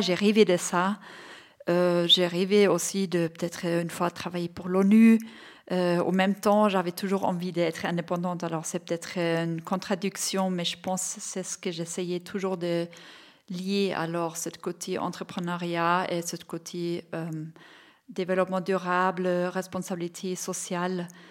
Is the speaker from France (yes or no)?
no; Bavaria, Germany; French is a second language; now in Switzerland; Je viens de Bavière, euh, j'ai 48 ans.